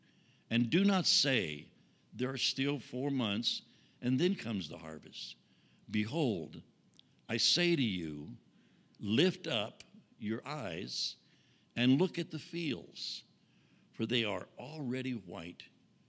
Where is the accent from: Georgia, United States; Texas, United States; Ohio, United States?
Texas, United States; I was raised in Texas on a cattle ranch, so I don't know that much about wheat, just from what we've learned in being here in Nebraska and North Dakota.